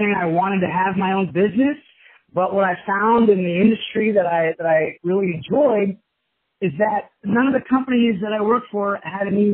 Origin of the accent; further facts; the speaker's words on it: Kansas City, United States; now in Chicago, United States; growing up in Kansas City, my father owned a commercial flooring business